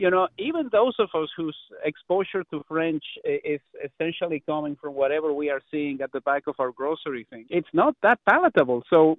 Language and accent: English; Mexico; now in Canada; growing up in Mexico